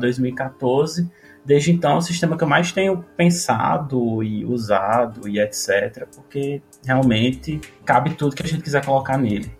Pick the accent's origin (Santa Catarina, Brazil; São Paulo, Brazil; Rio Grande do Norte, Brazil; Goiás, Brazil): Rio Grande do Norte, Brazil; Natal; now in Brasília, Brazil; eu sou lá de Natal, mas atualmente mora em Brasília